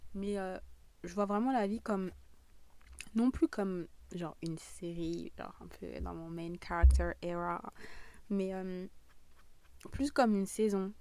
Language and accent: French; southern France, France; accent: southern; mon accent du sud est vraiment en train de revenir